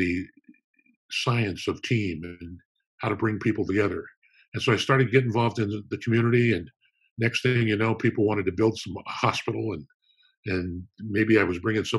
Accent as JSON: {"language": "English", "town": "Downey", "region": "California", "country": "United States", "tie": "born or raised there", "said": "I was born in Downey, California, which is kind of a suburb of Los Angeles"}